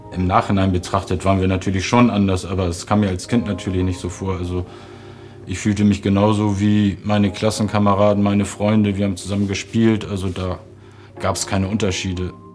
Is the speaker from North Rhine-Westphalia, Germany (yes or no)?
no; Hamburg, Germany; Ich bin am 15. Mai 71 geboren in Hamburg und da lebten meine Eltern noch in Eimsbüttel